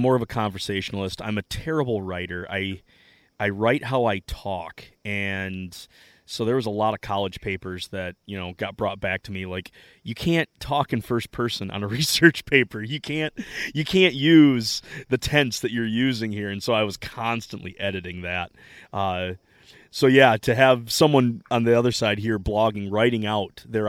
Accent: Midwest, United States; Being a Midwesterner, it's hard to place where all these fires are at.

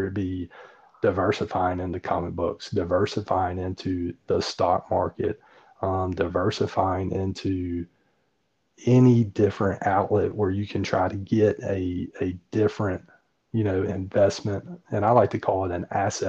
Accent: West Virginia, United States; I was born and raised in West Virginia

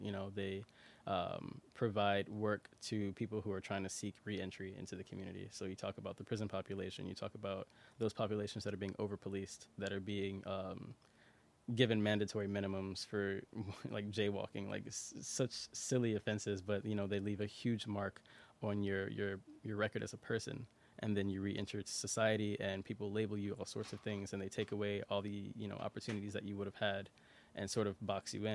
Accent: Chicago, Illinois, United States; I'm from Marquette Park, so okay. Southwest Side

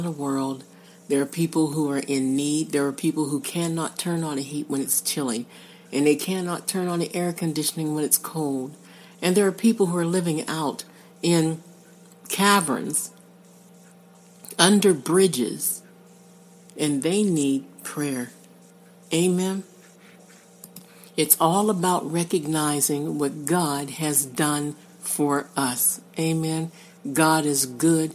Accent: Pittsburgh, Pennsylvania, United States; I'm from the Pittsburgh area. In Western Pennsylvania, we say creek.

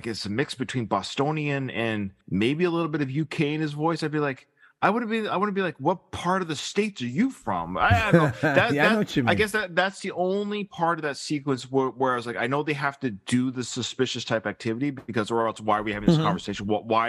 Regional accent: Canada; I sound like, if I go to Seattle, people might not get that I'm from Canada.

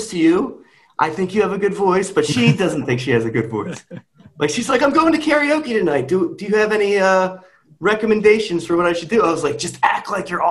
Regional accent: Kennett Square, Pennsylvania, United States; I grew up in Kennett Square, Pennsylvania, grew up next to a couple farms

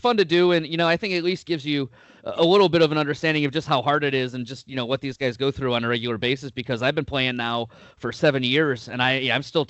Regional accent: Cleveland, Ohio, United States; moved away as an adult; now in Columbus, United States; originally from the Cleveland area, West Side

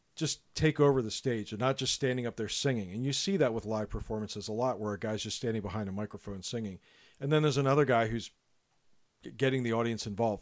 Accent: Lancaster, Pennsylvania, United States; We are two brothers from Lancaster, Pennsylvania

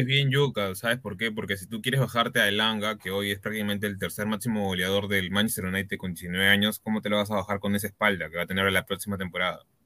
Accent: Peru; así somos los peruanos

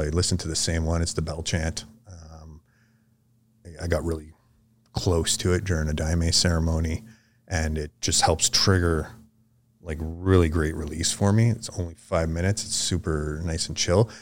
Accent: Vermilion Lake, Ontario, Canada; I would say I'm from Vermilion Lake. That's kinda where I grew up, um, but the closest city would be Sudbury. Ontario.

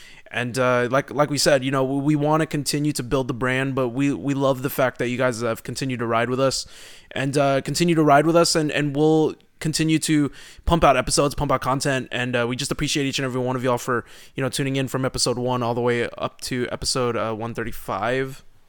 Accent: Houston, Texas, United States; I am from Houston. Isn't that weird?

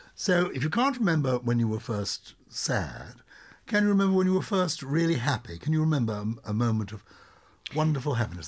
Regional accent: London, United Kingdom; I was brought up in London in the nineteen fifties

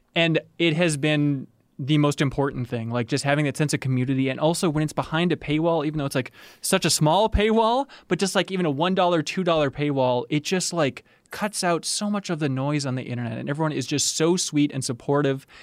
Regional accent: Minnesota, United States; I'm in Minnesota. I'm from Minnesota

